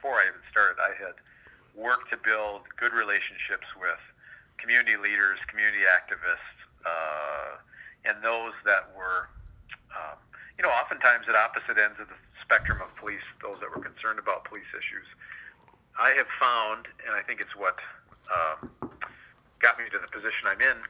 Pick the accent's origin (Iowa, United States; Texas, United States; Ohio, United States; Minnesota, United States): Minnesota, United States; Duluth; moved away as an adult; now in Wichita, United States; I was police chief in my hometown of Duluth, Minnesota for 10 years prior to coming here a year ago